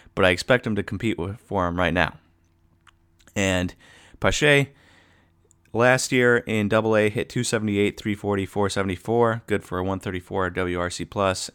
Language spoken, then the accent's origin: English; Wisconsin, United States; we're from Wisconsin